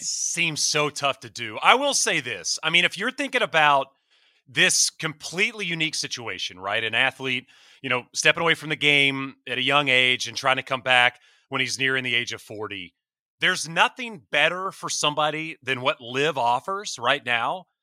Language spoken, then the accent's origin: English; East Texas, United States; I grew up in East Texas